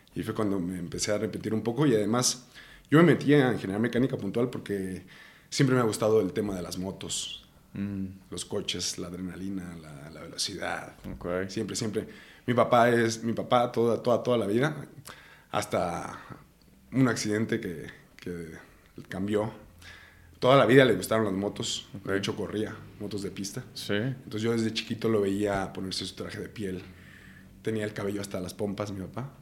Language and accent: Spanish; Ario de Rosales, Michoacán, Mexico; also born or lived in Morelia, Michoacán; Nací, mi acta de nacimiento dice Morelia, Michoacán, pero en realidad yo me considero de Ario de Rosales, Michoacán